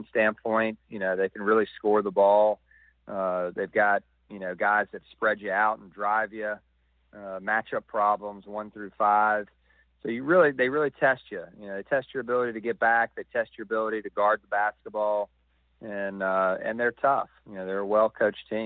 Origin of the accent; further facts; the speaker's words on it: the South, United States; moved away; I'm from the South as well.